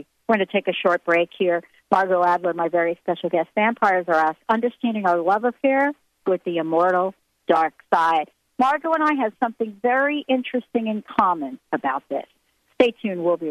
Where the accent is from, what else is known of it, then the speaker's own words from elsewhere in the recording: New York City, New York, United States; moved away; also born or lived in New Jersey; growing up in the Bronx and New Jersey